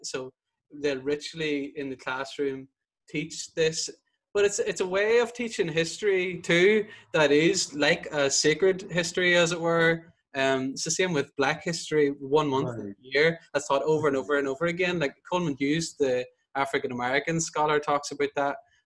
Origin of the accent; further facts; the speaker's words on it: Northern Ireland, United Kingdom; whenever I grew up in Northern Ireland, you're Catholic, but it's a very ethnic identity